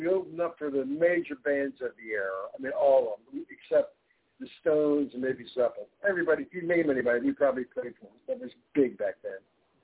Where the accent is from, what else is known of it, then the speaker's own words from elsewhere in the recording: Philadelphia, Pennsylvania, United States; from Philly